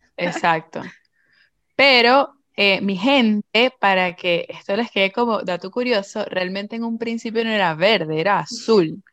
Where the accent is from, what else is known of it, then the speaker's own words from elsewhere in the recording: Venezuela; moved away; yo me acuerdo en Venezuela, en el colegio, en mi clase de inglés